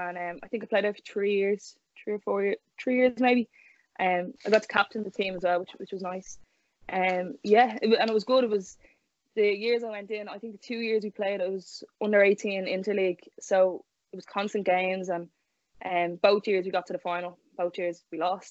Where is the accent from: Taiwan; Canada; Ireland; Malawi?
Ireland; Dublin, Leinster; I'm from Shankill in Dublin